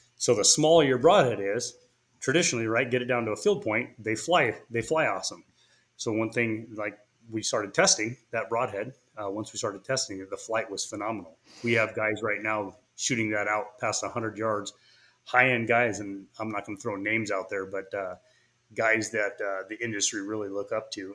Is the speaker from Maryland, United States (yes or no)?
no; California, United States; moved away as an adult; now in Boise, United States; I was initially from California